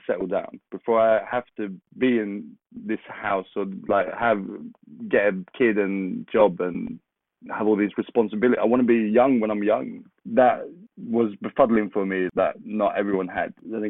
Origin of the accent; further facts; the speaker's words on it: Kristinehamn, Värmland, Sweden; English is a second language; especially growing up in Sweden, in the middle of Sweden, called Kristinehamn